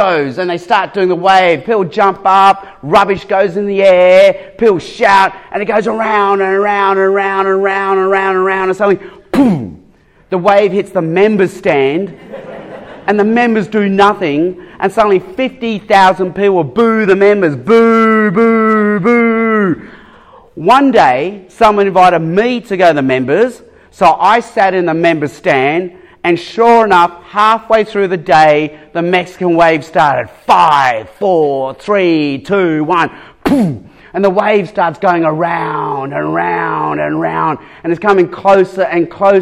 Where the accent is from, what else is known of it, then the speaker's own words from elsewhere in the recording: Sydney, New South Wales, Australia; also born or lived in Hong Kong / Darwin / Adelaide; from the age of eight onwards, we moved to Sydney, and I've grown up in Sydney.